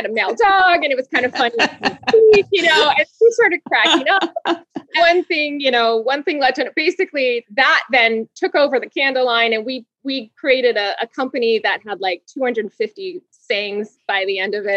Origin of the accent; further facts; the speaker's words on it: Honolulu, Hawaii, United States; moved away as an adult; also born or lived in Los Angeles; I'm actually originally from Hawaii. I was born and raised in Honolulu, Hawaii